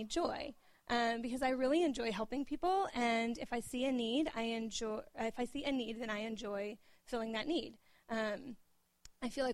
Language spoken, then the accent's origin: English; Oklahoma, United States; moved away; I was born and raised in Oklahoma